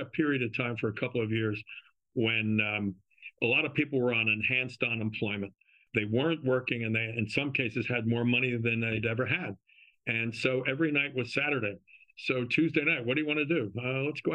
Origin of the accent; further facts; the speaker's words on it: South Orange, New Jersey, United States; I grew up in South Orange